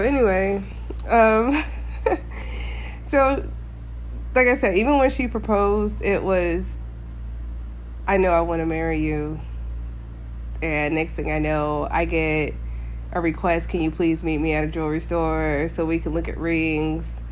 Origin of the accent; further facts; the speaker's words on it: Alaska, United States; Alaska, born and raised.